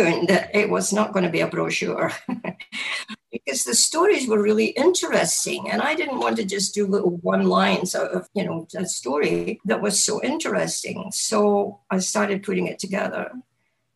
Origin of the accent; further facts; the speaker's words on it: Scotland, United Kingdom; moved away as an adult; now in United States; I was born in Scotland and grew up there